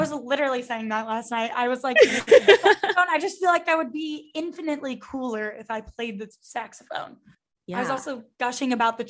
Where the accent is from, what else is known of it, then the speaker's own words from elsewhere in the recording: the Bible Belt, the South, United States; growing up in the Bible Belt.